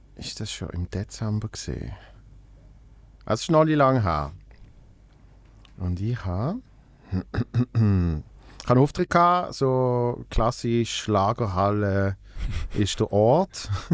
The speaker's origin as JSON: {"language": "German", "town": "Basel", "region": "Basel-Stadt", "country": "Switzerland", "tie": "born or raised there", "said": "in meiner Heimatstadt in Basel"}